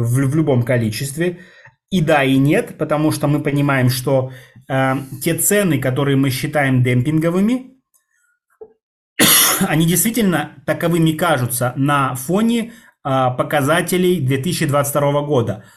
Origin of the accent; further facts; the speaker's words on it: Russia; Российской Советской Федеративной Республики, а, откуда я родом